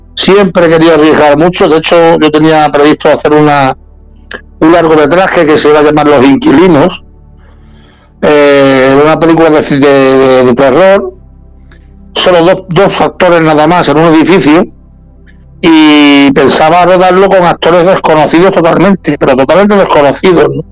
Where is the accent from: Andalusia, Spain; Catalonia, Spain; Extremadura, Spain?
Andalusia, Spain; La Línea de la Concepción; de mi pueblo, de la línea, somos los dos, somos los dos linenses.